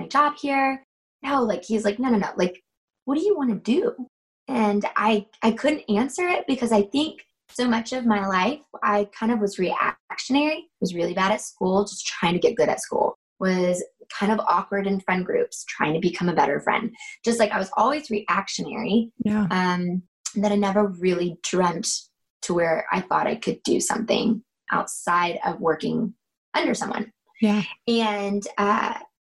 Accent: North Georgia, United States; now in South Georgia, United States; I'm actually from North Georgia. I live right now in South Georgia.

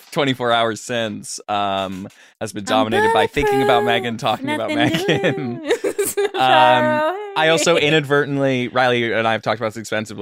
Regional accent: Aberdeen, Scotland, United Kingdom; No, my parents are English, but I was born in Aberdeen, Scotland.

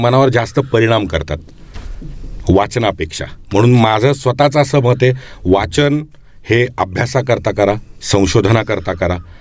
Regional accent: Pune, Maharashtra, India; माझं बालपण पुण्यात गेलं

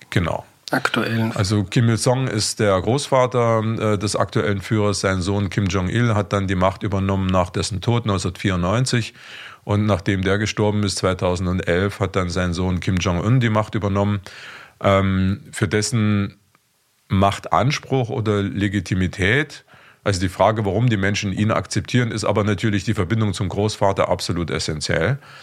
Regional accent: Leipzig, Saxony, Germany; now in Vienna, Austria; ich stamme ursprünglich aus Leipzig, also aus der ehemaligen DDR

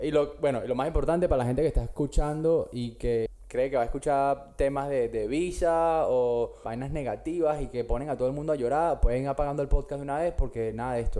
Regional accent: Caracas, Capital District, Venezuela; moved away as an adult; now in Australia; yo soy de Caracas, estudié comunicación social en la Monte Ávila hasta que, como todos sabemos, el país se fue para la mierda y yo agarré mis maletas en el 2013

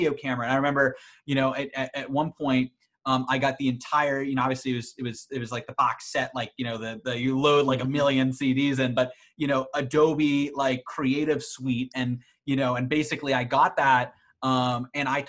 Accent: suburbs of Boston, Massachusetts, United States; kind of grew up in the suburbs of Boston

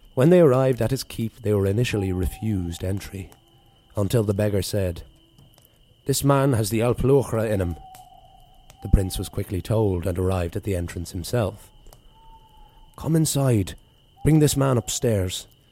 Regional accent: East Coast of Ireland, Ireland; moved away; experiences of my life growing up on the East Coast there

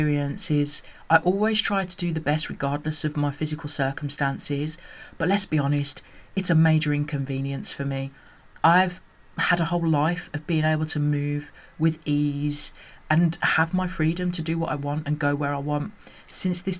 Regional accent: United Kingdom; as a mixed race woman growing up in the United Kingdom

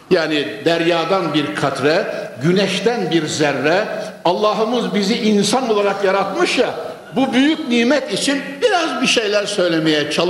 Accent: Konya, Turkey; born there; Konya'da şu haykırılan ezan sesleri içerisinde doğmuşuz

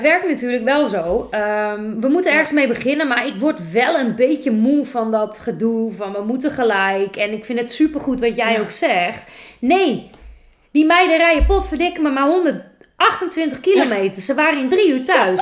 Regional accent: Netherlands; wij als Nederlanders

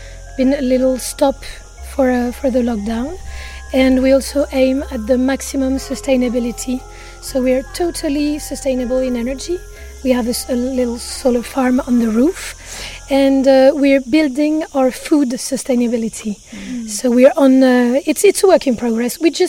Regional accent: Paris, Île-de-France, France; now in Ibiza, Spain; there's a feeling of being safe in Ibiza that I really don't feel in Paris. We're both from Paris.

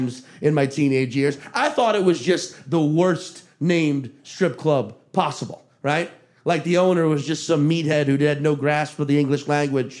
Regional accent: Chalmette, Louisiana, United States; also born or lived in Slidell, Louisiana; I grew up in Chalmette, Louisiana

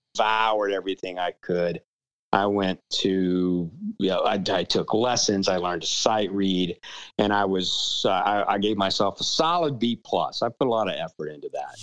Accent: New Orleans, Louisiana, United States; now in Austin, United States; I, I grew up in New Orleans

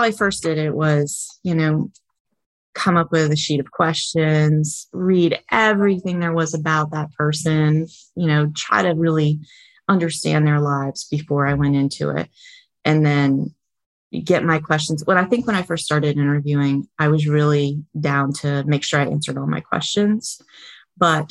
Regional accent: Vermont, United States; now in Florida, United States; I grew up in Vermont, right on the Canadian

